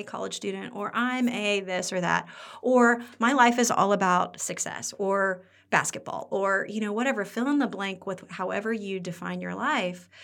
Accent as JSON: {"language": "English", "region": "Midwest", "country": "United States", "also_born_or_lived": "Pennsylvania", "moved": "as an adult", "said": "we're from the Midwest"}